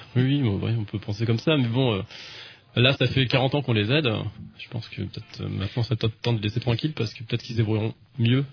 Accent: France; je suis français

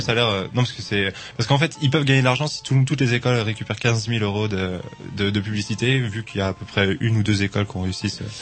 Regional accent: Angers, Pays de la Loire, France; now in Rennes, France; je viens d'Angers

